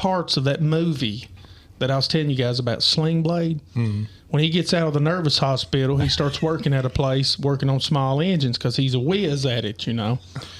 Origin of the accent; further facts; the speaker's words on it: United States; the best way I can describe my hometown is it don't matter who you are, what color you are, what race you are, where you're from, if your vehicle is on the side of the road within the first 20 minutes, probably 10 people will stop and ask you if you need help.